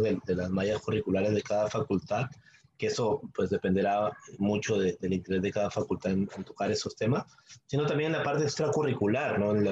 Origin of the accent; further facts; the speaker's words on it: Peru; como peruanos